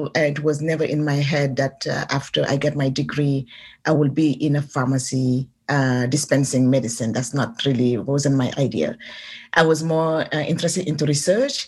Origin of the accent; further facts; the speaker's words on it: Senegal; moved away as an adult; now in San Francisco, United States; I'm from Senegal